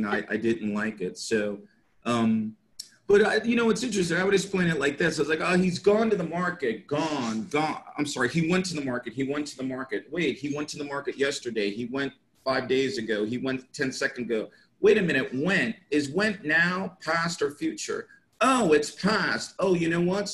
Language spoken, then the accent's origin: English; United States; first language English; moved away as an adult; now in Jeddah, Saudi Arabia; I happen to be born in America. My native language happens to be English.